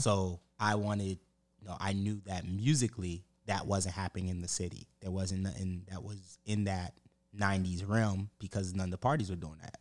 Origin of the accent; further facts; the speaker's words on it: Pompano Beach, Florida, United States; I'm from Broward, like Pompano